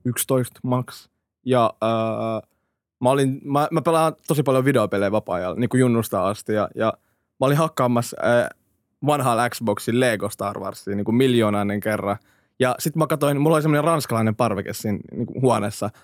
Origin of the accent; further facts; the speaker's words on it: Finland; also born or lived in Iraq / Hämeenlinna / Helsinki; kaksivuotiaan me tultiin Suomeen